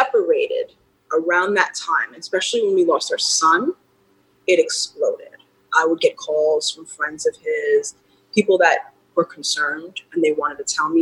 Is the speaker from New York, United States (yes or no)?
yes; New York City, New York, United States; also born or lived in Los Angeles; I was a teenager growing up in Queens, New York